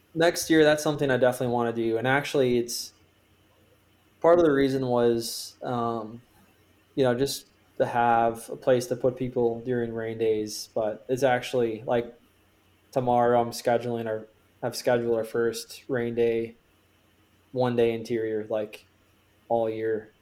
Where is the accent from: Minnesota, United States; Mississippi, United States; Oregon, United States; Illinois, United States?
Minnesota, United States; now in Pittsburgh, United States; I'm from Minnesota